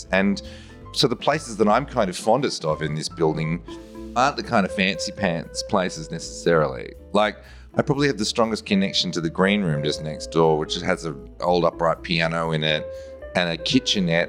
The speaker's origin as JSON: {"language": "English", "town": "Melbourne", "region": "Victoria", "country": "Australia", "tie": "born or raised there", "said": "I'm from Melbourne and, you know, when I was a kid, I got taken out to see theatre in Melbourne"}